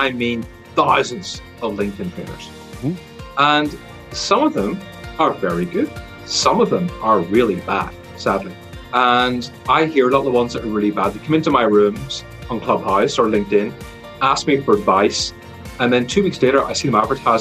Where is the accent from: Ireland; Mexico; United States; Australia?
Ireland; accent: Irish; you can probably hear by my accent, it's Irish, because I was born here and grew up here